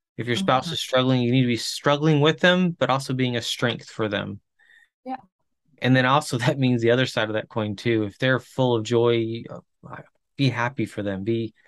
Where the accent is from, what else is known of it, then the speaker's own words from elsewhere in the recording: Chile; I grew up in Chile, missionary kid in Chile